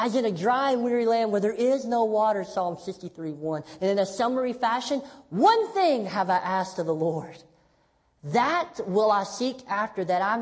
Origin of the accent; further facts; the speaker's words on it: Tennessee, United States; I'm from Tennessee